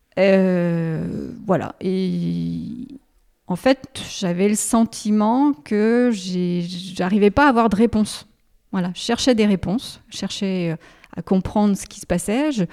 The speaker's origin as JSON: {"language": "French", "area": "Haute-Savoie", "region": "Auvergne-Rhône-Alpes", "country": "France", "tie": "born or raised there", "moved": "as an adult", "lives_now": "Lyon, France", "said": "je suis originaire de la Haute-Savoie"}